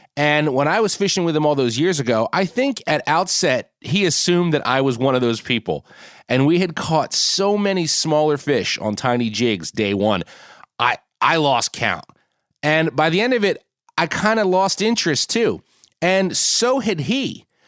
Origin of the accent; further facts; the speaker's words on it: Northeast, United States; where I grew up in the Northeast